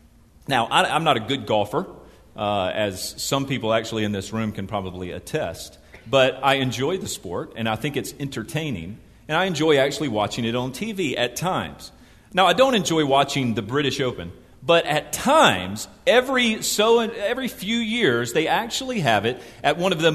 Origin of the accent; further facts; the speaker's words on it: Mobile, Alabama, United States; moved away; Back in Mobile, Alabama, which is where I'm from L.A., lower Alabama.